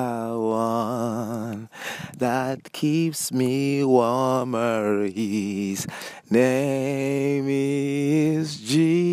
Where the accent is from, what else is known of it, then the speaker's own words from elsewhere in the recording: Nigeria; I'm a Nigerian